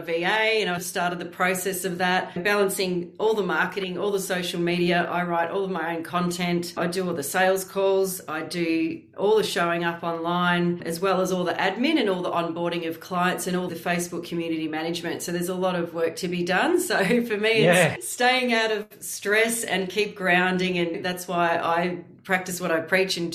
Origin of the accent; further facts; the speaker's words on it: Warragul, Victoria, Australia; moved away as an adult; also born or lived in Frankston, Melbourne / Western Australia; now in Surf Coast, Australia; I was born in Frankston in Melbourne, but I grew up in Warragul in Gippsland for most of my childhood until I was 18.